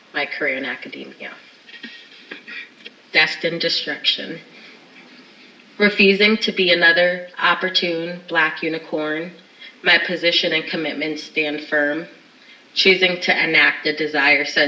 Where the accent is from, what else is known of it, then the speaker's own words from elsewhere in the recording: Springfield, Massachusetts, United States; my hometown of Springfield, Massachusetts